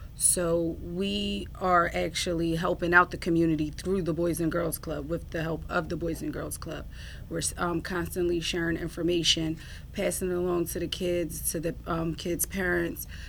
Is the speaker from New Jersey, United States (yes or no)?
yes; Atlantic City, New Jersey, United States; I was born and raised in Atlantic City.